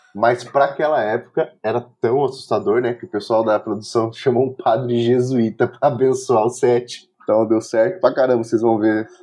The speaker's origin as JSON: {"language": "Portuguese", "town": "São José dos Campos", "region": "São Paulo", "country": "Brazil", "tie": "born or raised there", "said": "o próprio CTA, que a gente cresceu, lá em São José dos Campos, São Paulo"}